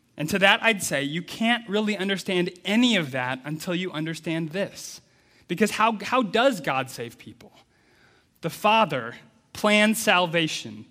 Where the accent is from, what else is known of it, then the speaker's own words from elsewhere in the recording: Midwest United States, United States; I grew up in the Midwest United States